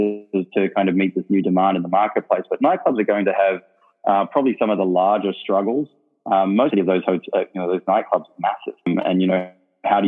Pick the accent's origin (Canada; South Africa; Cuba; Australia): Australia; Perth, Western Australia; moved away as an adult; also born or lived in London / Miami; I grew up in Perth